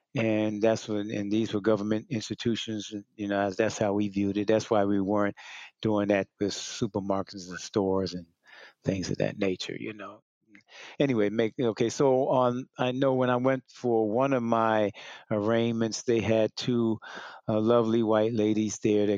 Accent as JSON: {"language": "English", "region": "New Jersey", "country": "United States", "moved": "yes", "lives_now": "Richmond, United States", "said": "I'm from New Jersey. I live in Richmond, Virginia now, but I'm from New Jersey."}